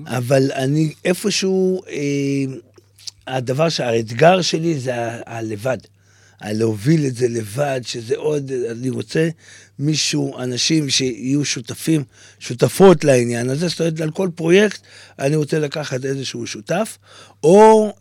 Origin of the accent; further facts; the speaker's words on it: Tze'elim, Southern District, Israel; ילד שגדל באיזה כפר באמצע המדבר